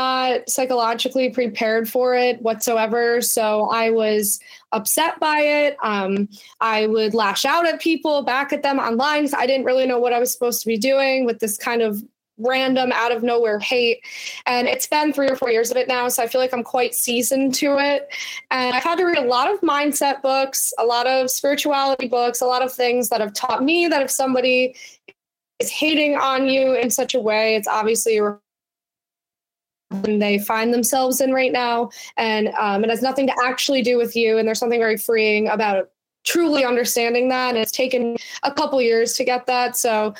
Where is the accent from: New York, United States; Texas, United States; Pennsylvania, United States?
New York, United States; Altamont; also born or lived in Voorheesville; I grew up in Altamont